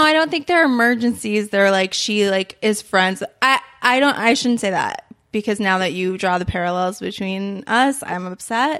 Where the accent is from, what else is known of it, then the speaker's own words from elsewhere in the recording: New York, United States; moved away; I'm from New York